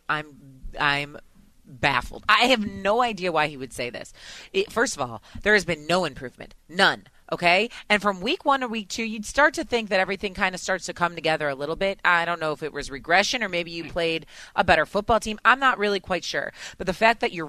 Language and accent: English; Chicago, Illinois, United States; moved away; I'm from Chicago, but I am not currently there